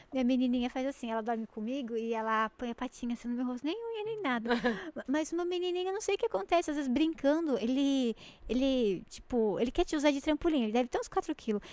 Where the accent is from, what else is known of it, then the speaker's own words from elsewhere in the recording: Jundiaí, São Paulo, Brazil; a gente é de Jundiaí